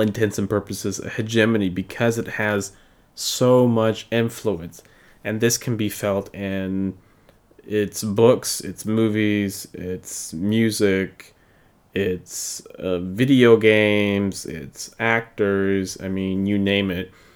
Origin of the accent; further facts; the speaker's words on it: United States; I am from the U S and I am American by birth and by culture